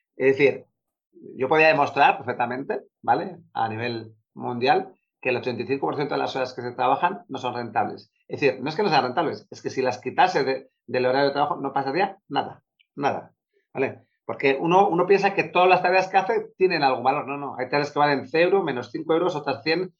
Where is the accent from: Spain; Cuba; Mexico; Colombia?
Spain; Bilbao, Basque Country; soy de Bilbao